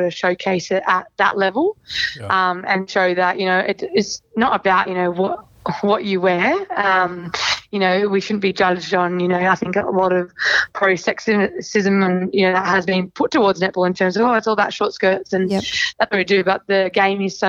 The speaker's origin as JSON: {"language": "English", "town": "Sydney", "region": "New South Wales", "country": "Australia", "said": "I'm from Sydney, so I have a mortgage in Sydney"}